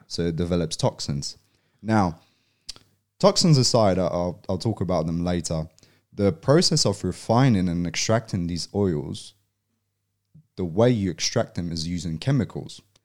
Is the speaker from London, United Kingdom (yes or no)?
yes; London, United Kingdom; moved away as an adult; also born or lived in Poland; now in Australia; I was born and raised in Poland until I was eight. And then, um, my family moved over to England, to London. Um, and then I grew up in South London